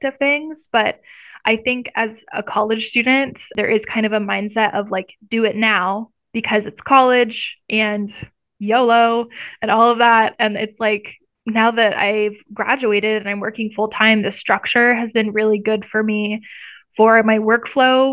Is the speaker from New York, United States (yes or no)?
no; Iowa, United States; moved away as an adult; now in Missouri, United States; I've lived in the Midwest my entire life. I'm from Iowa